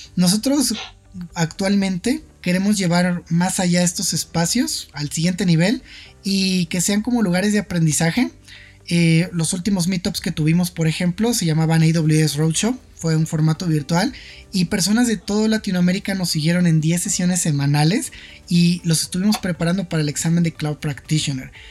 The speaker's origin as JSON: {"language": "Spanish", "region": "Mexico City", "country": "Mexico", "tie": "born or raised there", "said": "soy originario de la Ciudad de México"}